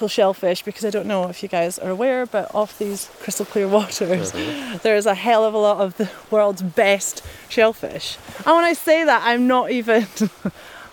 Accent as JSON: {"language": "English", "town": "Arisaig", "region": "Scotland", "country": "United Kingdom", "tie": "born or raised there", "also_born_or_lived": "United Kingdom (various)", "moved": "yes", "said": "I was born in Arisaig"}